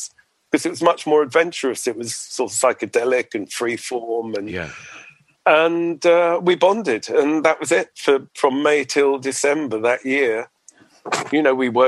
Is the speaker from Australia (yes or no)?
no; Edgware, London, United Kingdom; I grew up in North London, in Edgware.